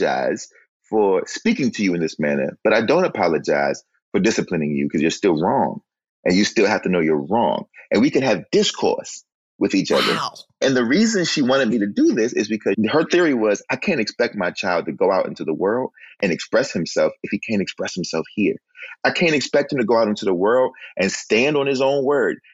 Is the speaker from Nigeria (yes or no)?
no; Oxon Hill, Maryland, United States; I was raised in Oxon Hill, I was raised 3 blocks from the Washington, D.C. line